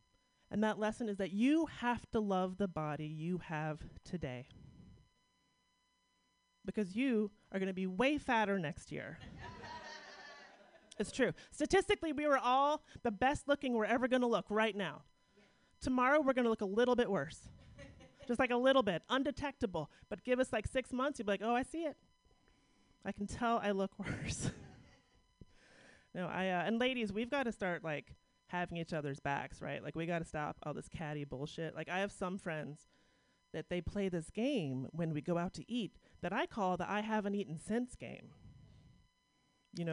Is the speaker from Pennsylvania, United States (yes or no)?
yes; Pittsburgh, Pennsylvania, United States; Yeah, I'm from Pittsburgh. This is my first time in San Francisco.